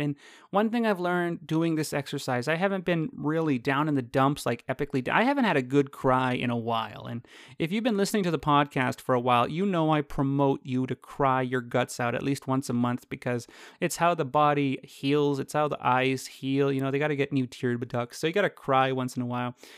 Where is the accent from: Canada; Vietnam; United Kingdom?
Canada; I'm Canadian